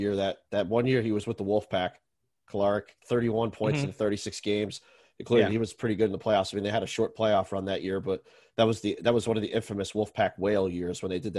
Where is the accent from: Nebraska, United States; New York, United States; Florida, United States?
New York, United States; moved away; also born or lived in Connecticut; So I'm originally from New York and then lived in Connecticut up until about 6 years ago, 6 or 7 years ago.